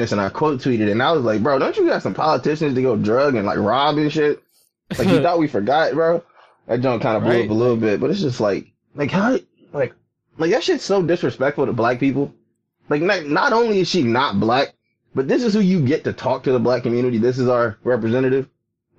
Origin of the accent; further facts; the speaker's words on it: Virginia, United States; moved away as an adult; now in New Hampshire, United States; I'm from Virginia